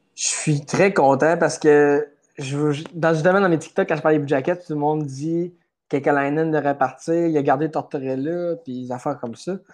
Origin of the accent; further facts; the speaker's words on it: Quebec, Canada; je suis, je suis Québécois pareil, puis ça, ça change rien que j'aime, j'aime habiter au Québec quand même